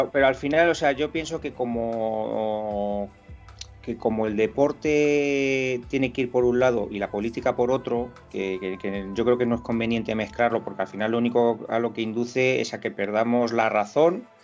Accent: Catalonia, Spain; me molesta como madridista, me molesta como español, porque mm, yo, yo entiendo que mi sensibilidad no es la única

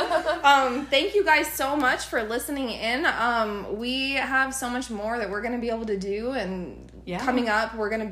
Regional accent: Arizona, United States; also born or lived in California; I was born in California but raised in Arizona, which is where I still live

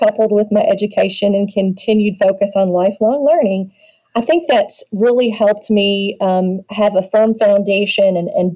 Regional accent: Louisville, Kentucky, United States; my hometown of Louisville, Kentucky

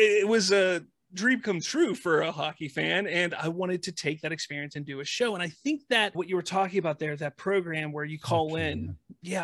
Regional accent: Pittsburgh, Pennsylvania, United States; I'm from Pittsburgh

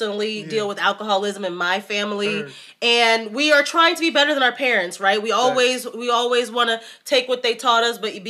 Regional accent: Gary, Indiana, United States; moved away; also born or lived in New Jersey; I'm born and raised in Gary, Indiana. Then moved to New Jersey

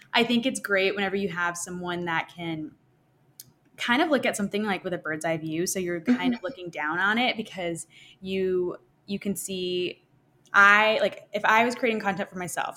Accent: Arkansas, United States; moved away as an adult; now in Nashville, United States; I'm originally from Arkansas.

